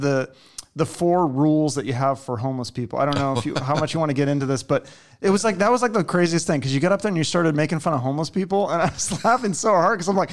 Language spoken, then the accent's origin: English; Seattle, Washington, United States; I grew up in Seattle